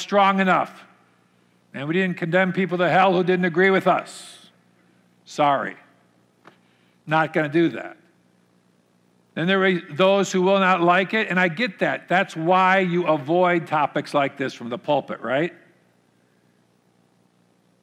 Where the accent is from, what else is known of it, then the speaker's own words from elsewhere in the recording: Minnesota, United States; I grew up here in Minnesota, in the Minnesota culture